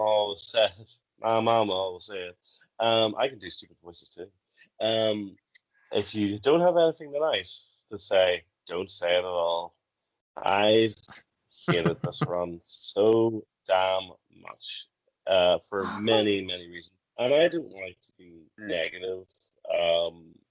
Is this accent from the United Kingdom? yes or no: yes; Northern Ireland, United Kingdom; accent: Northern Irish; I have a Northern Irish accent.